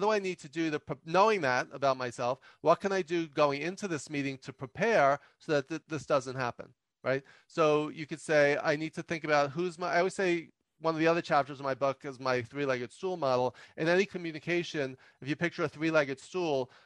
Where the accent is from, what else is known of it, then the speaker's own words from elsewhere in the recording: New York, United States; I'm from New York